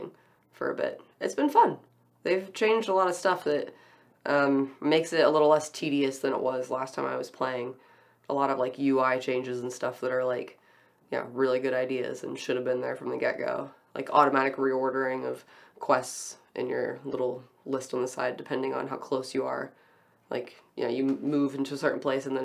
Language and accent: English; United States; as an American